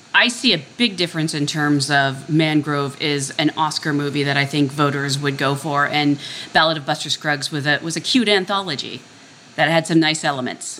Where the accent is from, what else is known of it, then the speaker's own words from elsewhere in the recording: Hawaii, United States; I'm the Hawaiian here